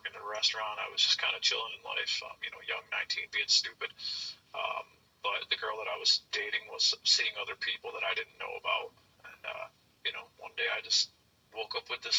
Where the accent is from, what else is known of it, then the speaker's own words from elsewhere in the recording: New York, United States; I'm from New York. I was in North Carolina for like 4 months.